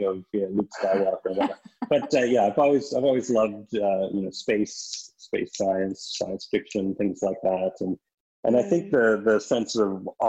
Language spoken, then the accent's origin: English; East Coast, Canada; moved away; When I was a little kid, I grew up in Canada on the East Coast